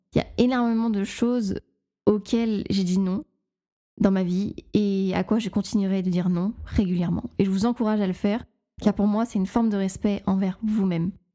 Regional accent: the North, Hauts-de-France, France; accent: Nord; mon accent du, du Nord euh, ressort

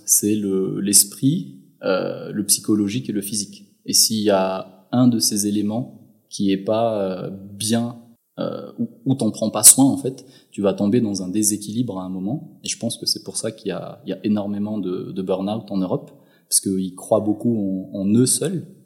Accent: Madagascar; moved away as an adult; now in Switzerland; mon enfance, euh, j'ai grandi à Madagascar, du côté de Tiastaf et ensuite vers Ambouimianj

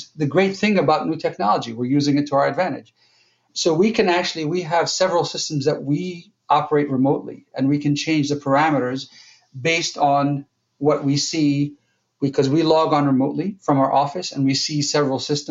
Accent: Jordan; moved away as an adult; now in United States; I'm from Jordan. So I came to the United States to go to college

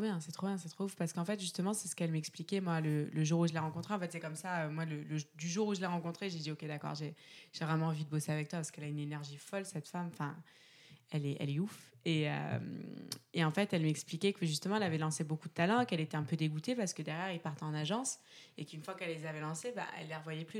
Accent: Aix-en-Provence, Provence-Alpes-Côte d'Azur, France; je viens d'Aix-en-Provence

